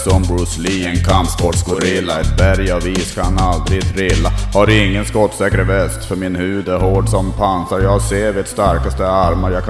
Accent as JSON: {"language": "Swedish", "town": "Tärnaby", "region": "Västerbotten County", "country": "Sweden", "tie": "born or raised there", "said": "Det, det hände ju faktiskt att jag, att jag längtade tillbaka till Tärnaby där jag växte upp."}